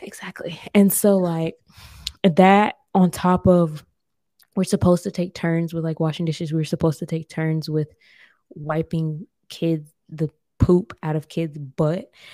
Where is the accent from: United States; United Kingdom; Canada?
United States; now in Germany; as an American culture